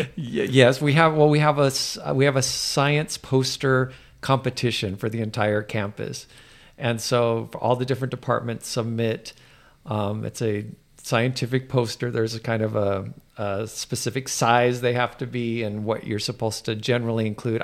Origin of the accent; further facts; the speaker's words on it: United States; I'm American